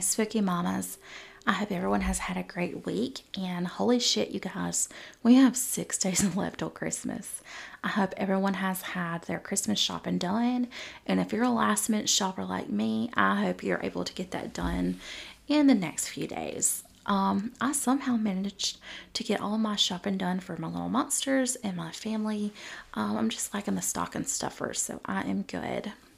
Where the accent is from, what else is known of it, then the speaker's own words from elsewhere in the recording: the South, United States; I'm from the South. I grew up in a Southern Baptist home